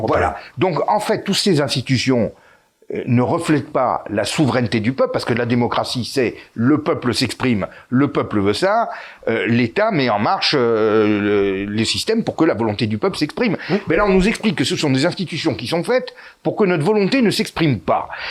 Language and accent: French; France; nous sommes français